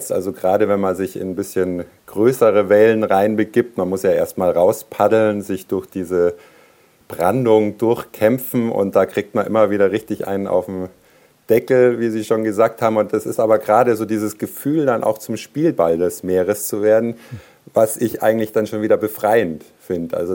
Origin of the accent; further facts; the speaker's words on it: Canary Islands, Spain; Ja, ich bin selber auf Teneriffa teilweise aufgewachsen und von da an hat es mich gepackt eigentlich.